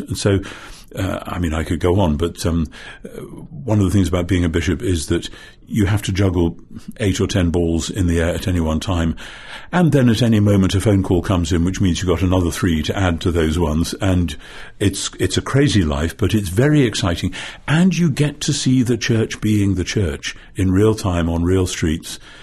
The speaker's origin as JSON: {"language": "English", "area": "Northumberland", "region": "North East England", "country": "United Kingdom", "said": "I come from Northumberland, which is the most, uh, northeasterly of the English counties"}